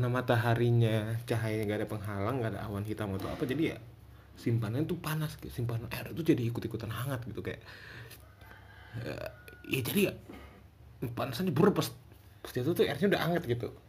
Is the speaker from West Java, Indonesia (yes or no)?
yes; Bogor, West Java, Indonesia; gue kan dari Bogor ya Bogor tuh dibilang kota hujan tapi sebenarnya sebenarnya bukan Bogor kota hujan yang benar tuh Cisarua kota hujan